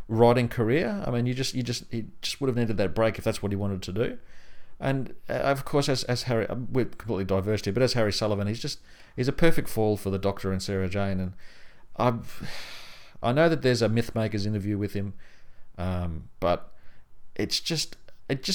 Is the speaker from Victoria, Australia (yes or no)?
yes; country Victoria, Australia; when I was living in country Victoria, the only really real place to get the books was either at my school library